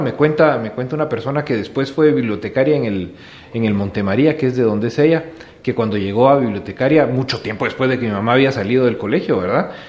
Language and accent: Spanish; Guatemala; also born or lived in Switzerland; nací en Suiza, vos, nací en Suiza. Mi papá es suizo, mi mamá es guatemalteca